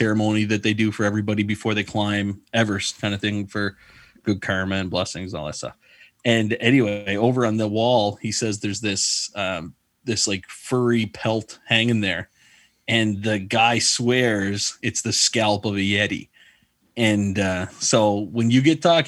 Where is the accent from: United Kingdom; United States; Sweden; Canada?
Canada; Prince Edward Island; I grew up in Prince Edward Island